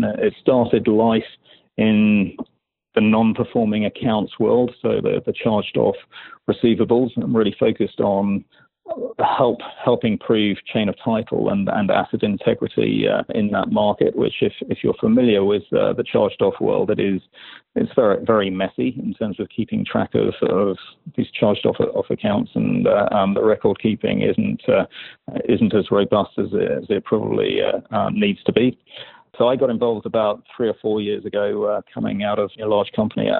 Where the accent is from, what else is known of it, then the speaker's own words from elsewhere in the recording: London, United Kingdom; moved away as an adult; now in New York, United States; Originally from London, yeah. I've been here 12 or so years.